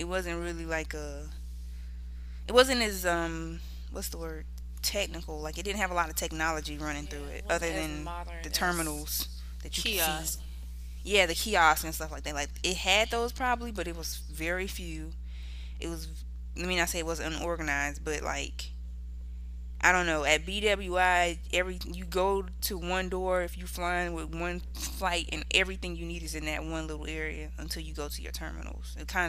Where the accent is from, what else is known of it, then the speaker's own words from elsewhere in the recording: South Carolina, United States; moved away; where you originally from? I'm like, South Carolina. No, like, where your people from? Nigga, South Carolina.